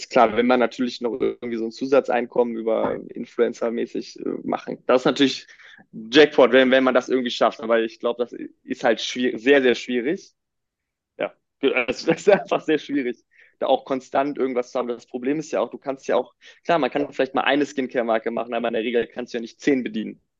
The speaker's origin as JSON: {"language": "German", "town": "Düsseldorf", "region": "North Rhine-Westphalia", "country": "Germany", "said": "ich komme aus Düsseldorf"}